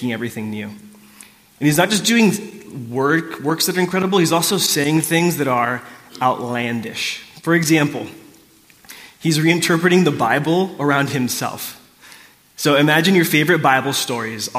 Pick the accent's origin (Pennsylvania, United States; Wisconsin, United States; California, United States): California, United States; South Orange County; I grew up in South Orange County in the 90s